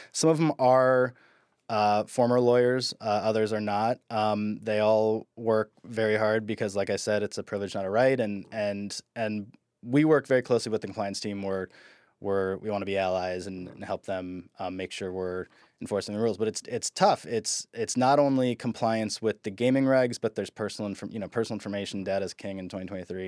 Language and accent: English; Midwest, United States; moved away; I'm from the Midwest